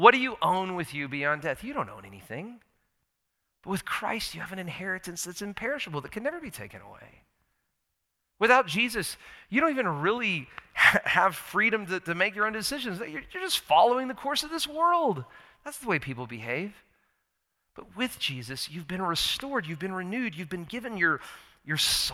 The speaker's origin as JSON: {"language": "English", "country": "United States", "said": "I'm an American. I love my country"}